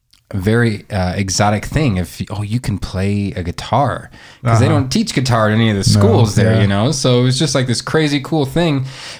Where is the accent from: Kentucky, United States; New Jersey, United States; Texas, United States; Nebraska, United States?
Nebraska, United States; also born or lived in Omaha; growing up in Nebraska